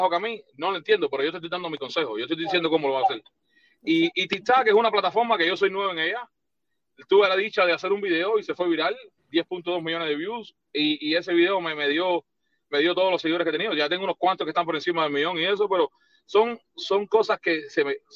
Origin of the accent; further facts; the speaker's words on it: Cuba; moved away; Eso me pasó cuando vine de Cuba.